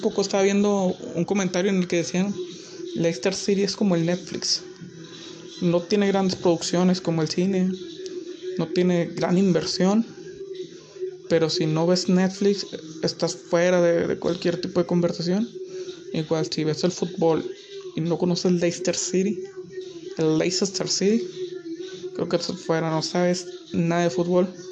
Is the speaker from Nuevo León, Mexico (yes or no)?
yes; Monterrey, Nuevo León, Mexico; soy de Monterrey